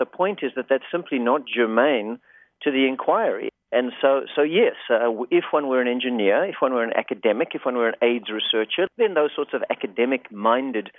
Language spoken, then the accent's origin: English; South Africa; now in Los Angeles, United States; I actually grew up in South Africa, and I came to the States as a sort of accidental immigrant.